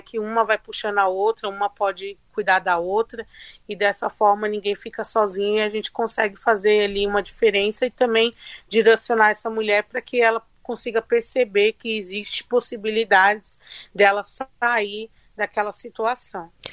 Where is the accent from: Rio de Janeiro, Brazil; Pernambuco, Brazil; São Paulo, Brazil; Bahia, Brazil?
São Paulo, Brazil; Eu e a Juliana somos de Paraisópolis